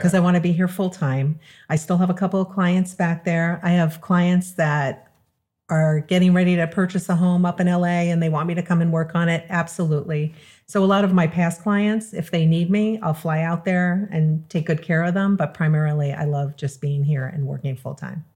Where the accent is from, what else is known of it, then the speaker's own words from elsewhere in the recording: Long Island, New York, United States; moved away as an adult; also born or lived in California; now in South Florida, United States; I'm originally from New York, Long Island.